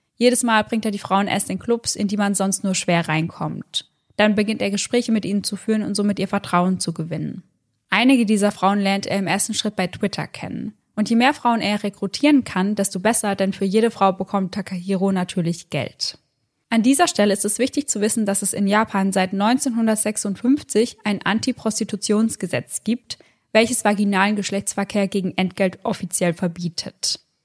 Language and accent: German; Germany; bei uns in Deutschland